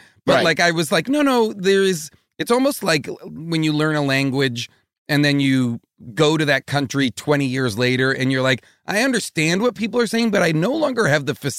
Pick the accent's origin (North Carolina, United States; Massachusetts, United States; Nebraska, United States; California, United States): Massachusetts, United States; Boston; I grew up in New England. I grew up like suburban Boston. And my whole family lives in that same in Boston.